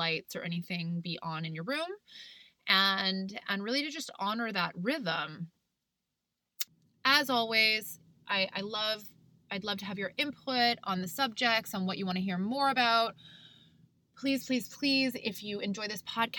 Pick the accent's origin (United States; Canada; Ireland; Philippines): Canada; I'm from Canada